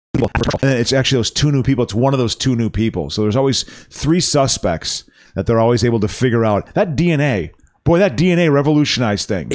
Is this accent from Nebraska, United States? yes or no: no; Chicago, Illinois, United States; moved away; also born or lived in Los Angeles; That was always my hometown